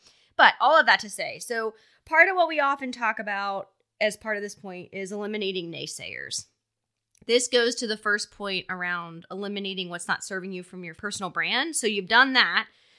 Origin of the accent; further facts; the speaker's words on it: Philadelphia, Pennsylvania, United States; So, you know, I grew up in Philly. We didn't have a ton.